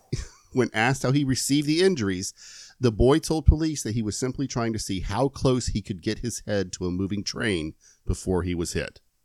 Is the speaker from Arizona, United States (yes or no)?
no; Lakeland, Florida, United States; now my hometown is Lakeland. Lakeland, Florida